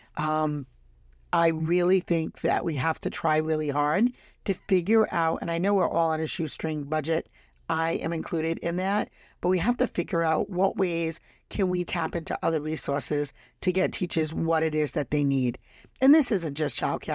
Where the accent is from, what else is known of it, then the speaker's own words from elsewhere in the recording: Rhode Island, United States; my home state, Rhode Island